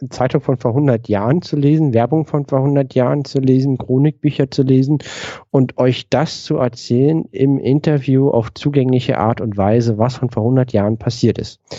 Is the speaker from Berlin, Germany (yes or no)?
yes; Berlin, Germany; Wir kommen beide aus Berlin.